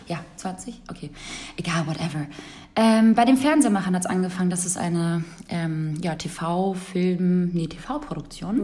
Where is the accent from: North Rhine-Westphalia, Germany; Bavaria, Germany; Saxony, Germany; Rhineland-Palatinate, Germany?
North Rhine-Westphalia, Germany; Cologne; also born or lived in Kosovo; now in Hamburg, Germany; Komm eigentlich aus Köln